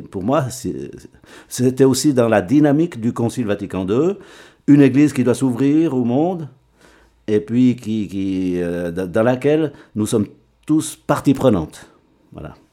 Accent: Rue, Fribourg, Switzerland; Oui, je suis un enfant de rue.

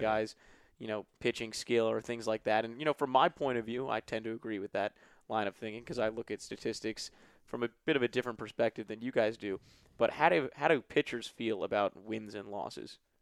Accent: New York, United States; moved away as an adult; now in Maryland, United States; I'm from New York

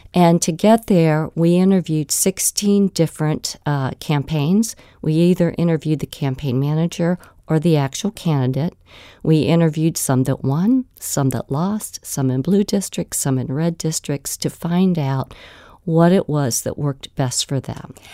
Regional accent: Virginia Beach, Virginia, United States; my hometown of Virginia Beach

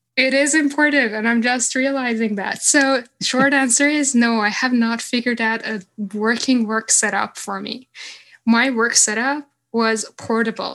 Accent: Stockholm, Stockholm County, Sweden; when I was in my hometown in Stockholm

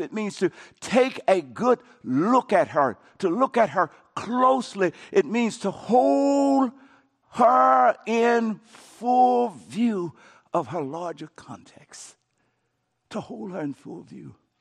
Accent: Coushatta, Louisiana, United States; I grew up in Cashanah, Louisiana

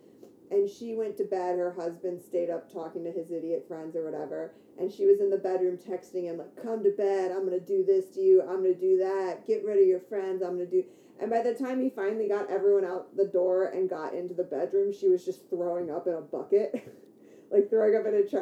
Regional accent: Detroit suburbs, Michigan, United States; I grew up in the Detroit suburbs

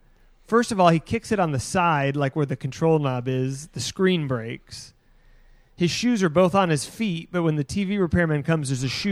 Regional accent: Tennessee, United States; Tennessee's own, my home state.

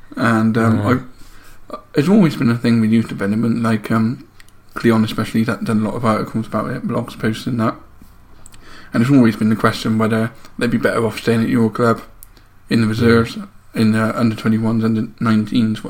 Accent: Bristol, South West England, United Kingdom; I am from Bristol

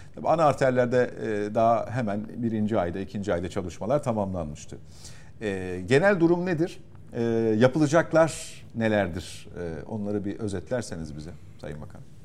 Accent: Istanbul, Turkey; Şimdi ben İstanbul'da yaşıyorum uzun süredir. İstanbul'da doğduğum için burası benim şehrim.

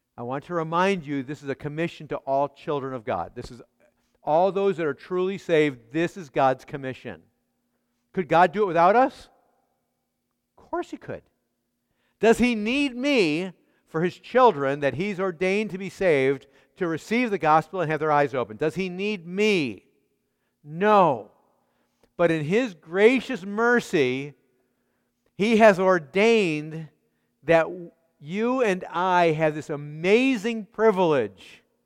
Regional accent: Chicago, Illinois, United States; I grew up in Chicago.

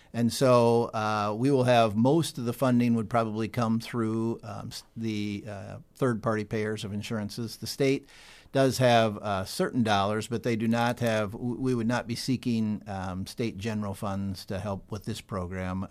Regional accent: Sioux Falls, South Dakota, United States; also born or lived in Bartlesville, Oklahoma; born and raised in Sioux Falls, South Dakota

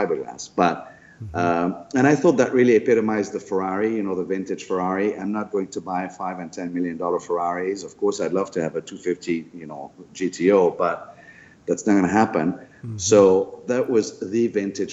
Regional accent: France; moved away; born and raised in France

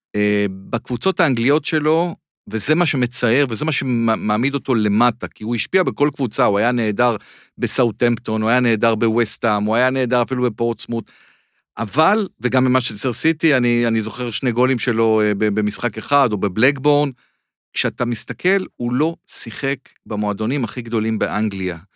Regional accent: Israel; אני מישראל

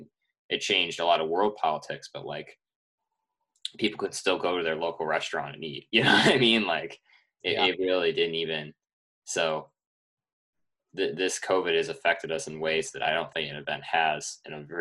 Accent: Dexter, Michigan, United States; my hometown in Dexter, Michigan

